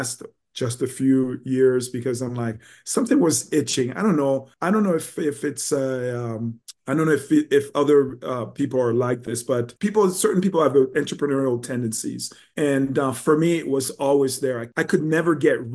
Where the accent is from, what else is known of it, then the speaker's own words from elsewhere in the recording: Montreal, Quebec, Canada; also born or lived in Haiti; I was born in Haiti, and when I was about 4 or 5 years old, we moved to Montreal, Quebec.